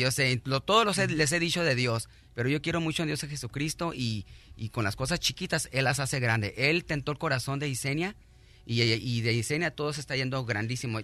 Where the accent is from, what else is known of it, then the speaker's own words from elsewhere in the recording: Rosarito, Baja California, Mexico; now in United States; Yo soy de Rosarito, Baja California